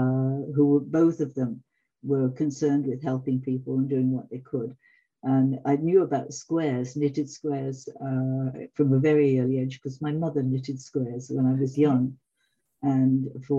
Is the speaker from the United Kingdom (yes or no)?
yes; England, United Kingdom; also born or lived in Canada / Africa / Italy; now in France; No, I'm English originally.